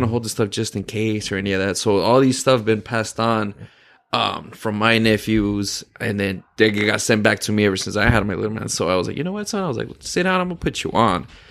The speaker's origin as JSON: {"language": "English", "town": "El Paso", "region": "Texas", "country": "United States", "moved": "yes", "said": "I'm from El Paso, Texas"}